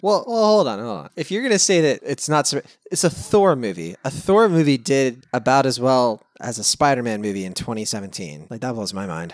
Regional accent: Lynchburg, Virginia, United States; moved away as an adult; now in California, United States; where I grew up in Lynchburg.

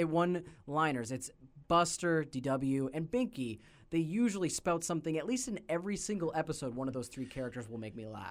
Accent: Canada; we are Canadian

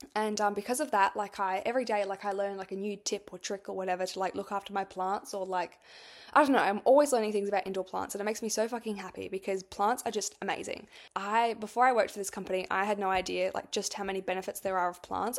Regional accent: Australia; I'm from Australia

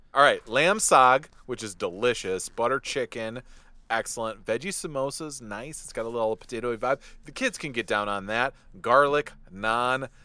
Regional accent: Detroit, Michigan, United States; when I was a kid growing up in Detroit

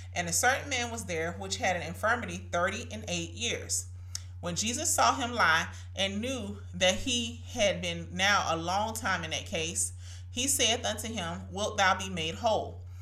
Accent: Brunswick, Georgia, United States; my hometown of course, Brunswick, Georgia

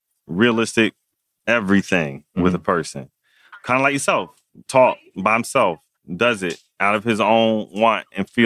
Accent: New Haven, Connecticut, United States; That's where we were born. We're from New Haven.

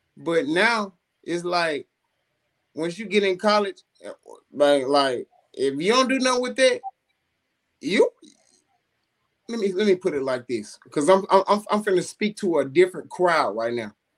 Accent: Coldwater, United States; I'm from Coldwater

